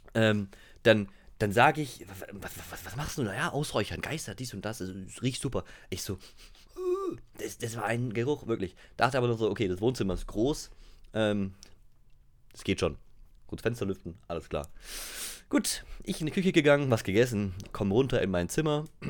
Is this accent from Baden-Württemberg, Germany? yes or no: yes; Pforzheim, Baden-Württemberg, Germany; Ich komme ja aus Pforzheim